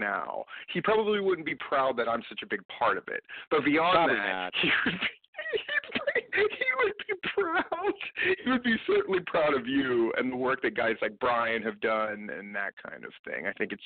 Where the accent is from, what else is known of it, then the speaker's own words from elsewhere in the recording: Hawaii, United States; now in Georgia, United States; growing up in Hawaii